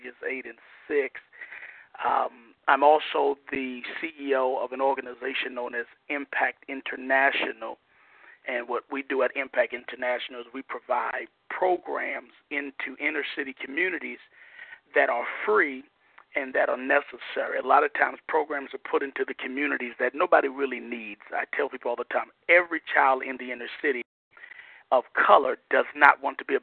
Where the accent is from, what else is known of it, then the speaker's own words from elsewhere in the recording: New York City, New York, United States; moved away as an adult; now in Fayetteville, United States; I'm originally from New York City, but I've been here in North Carolina since 2008.